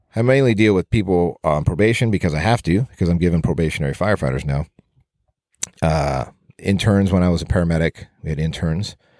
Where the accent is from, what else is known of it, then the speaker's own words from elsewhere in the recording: Southern California, United States; growing up in Southern California. I just have my one brother